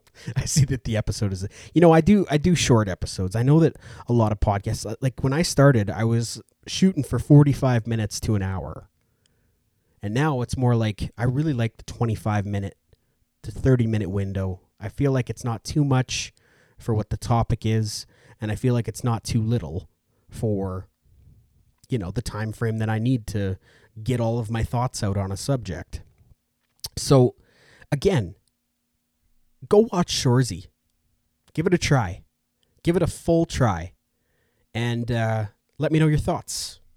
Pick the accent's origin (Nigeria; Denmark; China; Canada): Canada; Edmonton, Alberta; I'm from Edmonton, Alberta.